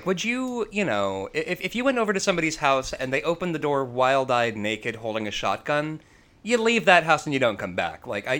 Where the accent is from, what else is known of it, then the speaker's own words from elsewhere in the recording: Chicago, Illinois, United States; also born or lived in Schaumburg, Illinois; growing up in Chicago